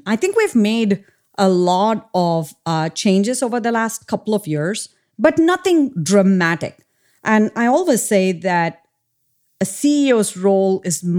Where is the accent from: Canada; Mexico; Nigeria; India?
India; So I grew up in India, and I grew up in a super small town.